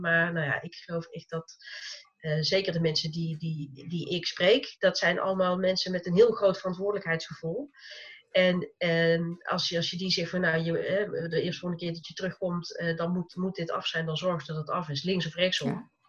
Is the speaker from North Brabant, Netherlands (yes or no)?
yes; North Brabant, Netherlands; accent: zachte G (soft G); ik woon in Brabant, zoals je misschien ongetwijfeld aan mijn zachte G hoort